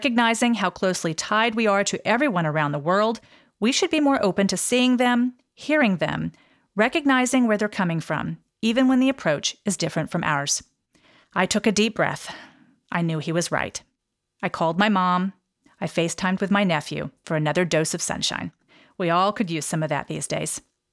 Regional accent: Texas, United States; I'm from Texas.

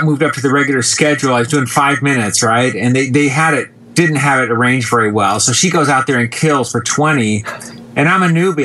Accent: Colorado, United States; moved away as an adult; now in Los Angeles, United States; I was born in Colorado, and that's where I started my comedy, at the Comedy Works

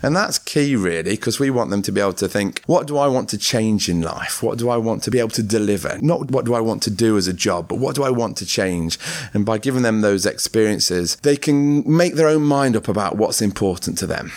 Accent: Ripley, East Midlands, United Kingdom; when I grew up in Ripley Mill Hill, I grew up in a, an ex-mining type community.

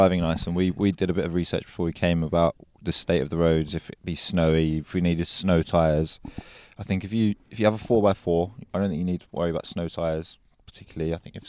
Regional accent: London, United Kingdom; we're from London.

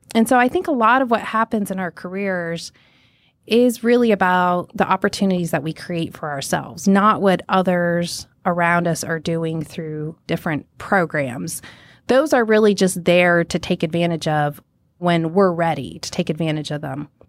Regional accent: Minot, North Dakota, United States; also born or lived in Montana; I was born in Minot, North Dakota

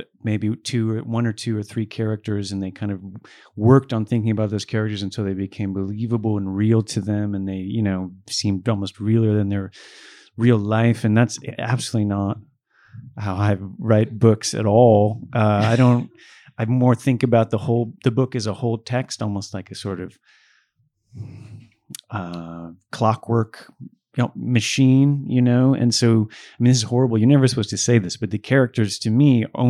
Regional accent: Buffalo, New York, United States; I was born in Buffalo and grew up in Buffalo.

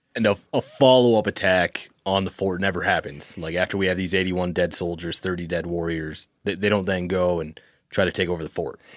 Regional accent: South Dakota, United States; I grew up in South Dakota

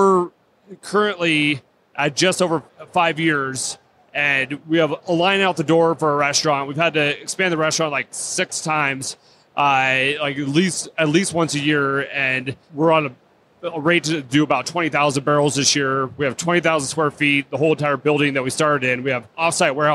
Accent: Seattle, Washington, United States; now in Hood River, United States; I grew up in Seattle, so I'm Pacific Northwest born and raised

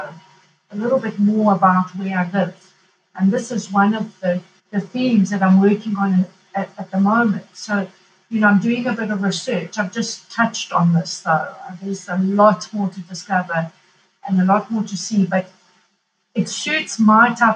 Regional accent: Kilimanjaro, Tanzania; now in Italy; growing up in Tanzania on a farm

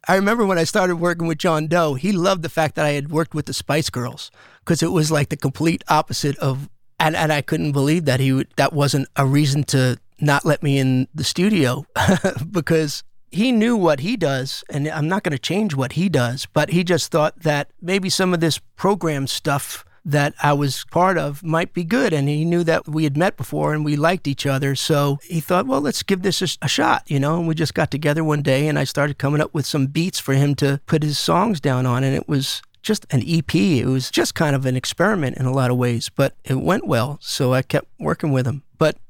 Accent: East Coast, United States; I wasn't a huge … fan growing up on the East Coast because … was more of a West Coast thing

